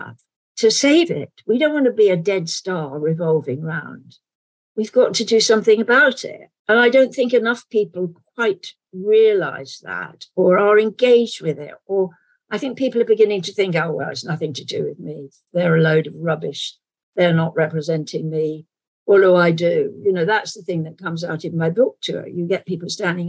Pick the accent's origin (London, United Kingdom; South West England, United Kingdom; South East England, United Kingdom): London, United Kingdom; accent: London accent; my natural accent would be sort of London accent